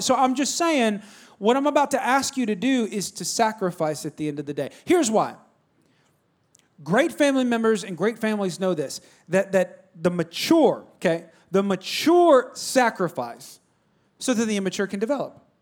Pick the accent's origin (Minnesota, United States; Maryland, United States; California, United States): California, United States; moved away; I'm from California